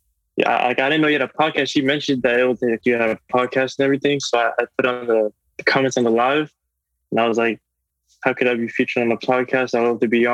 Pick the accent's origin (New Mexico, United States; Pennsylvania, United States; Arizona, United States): Pennsylvania, United States; Reading; also born or lived in South Carolina / West Palm Beach, Florida; now in Wellington, United States; I was born and raised in Redding, PA